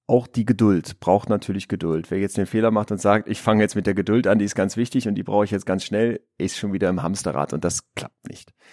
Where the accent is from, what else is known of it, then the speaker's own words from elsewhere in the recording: Münster, North Rhine-Westphalia, Germany; Ich bin Psychologe, ich bin Unternehmer, ich bin aus Münster